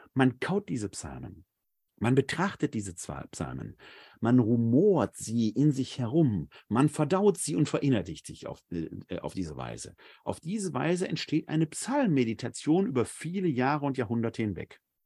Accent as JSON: {"language": "German", "town": "Essen", "region": "North Rhine-Westphalia", "country": "Germany", "tie": "born or raised there", "said": "Essen, meine Heimatstadt"}